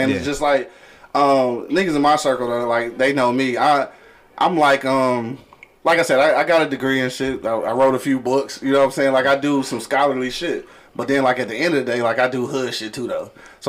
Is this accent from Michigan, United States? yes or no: yes; Detroit, Michigan, United States; I'm from Detroit. I don't care what you're doing.